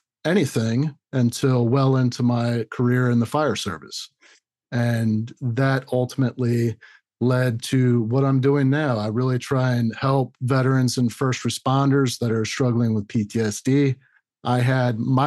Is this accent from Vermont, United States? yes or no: no; Orlando, Florida, United States; I was born and raised in Orlando